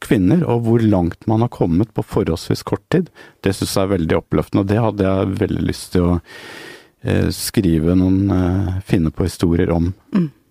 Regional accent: Norway; som nordmenn

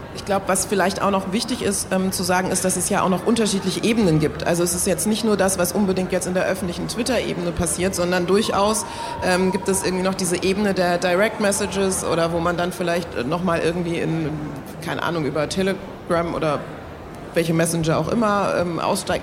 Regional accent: Germany; obwohl hier geboren, aufgewachsen, deutscher Pass, alles

